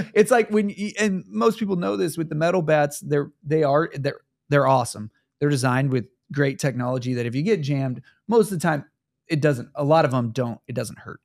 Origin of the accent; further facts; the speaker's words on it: Kansas City, Missouri, United States; my hometown of Kansas City, Missouri